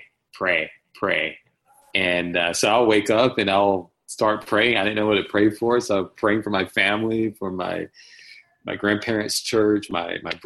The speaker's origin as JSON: {"language": "English", "town": "Washington", "region": "North Carolina", "country": "United States", "tie": "born or raised there", "said": "born and raised in Eastern North Carolina, a small town called Washington, North Carolina"}